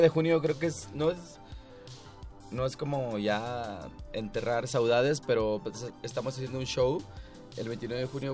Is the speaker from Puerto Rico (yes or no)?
no; Acapulco, Guerrero, Mexico; nosotros somos de Acapulco